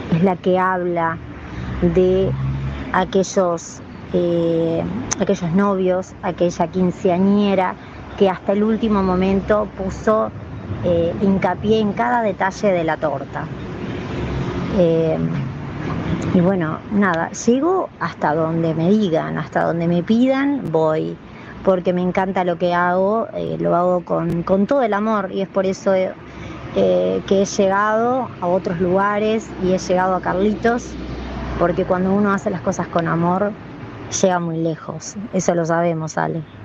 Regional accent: Uruguay

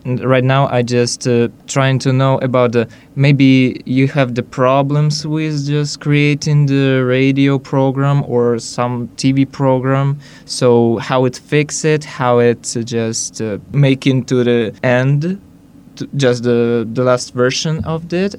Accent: Minsk, Belarus; I'm from Belarus, Minsk

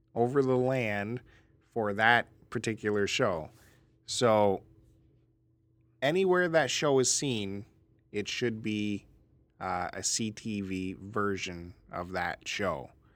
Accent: Canada

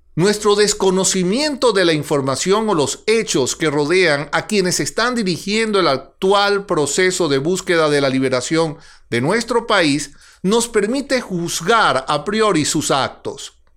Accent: Venezuela; En Venezuela vivimos

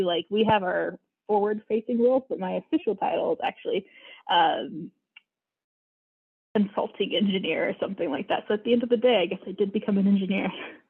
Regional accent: Georgia, United States; also born or lived in California; So not from Georgia. I'm actually originally from California, but we moved to Georgia when I was like fourth

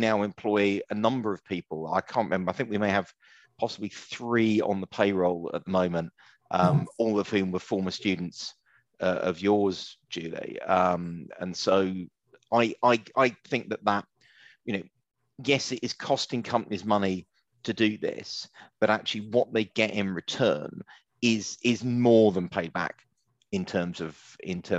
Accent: Romford, London, United Kingdom; I grew up in Romford

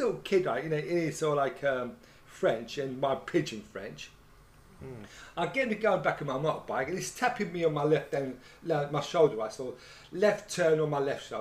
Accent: England, United Kingdom; we're English

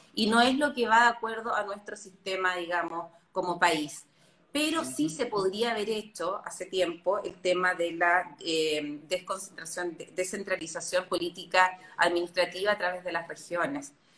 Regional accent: Chile; como chilenos

